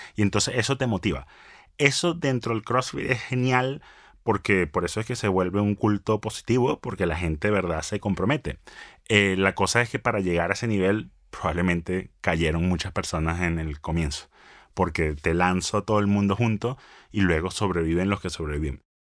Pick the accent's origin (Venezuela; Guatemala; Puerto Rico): Venezuela; moved away as an adult; also born or lived in Kansas, United States / Los Angeles, United States; Soy venezolano, hablo inglés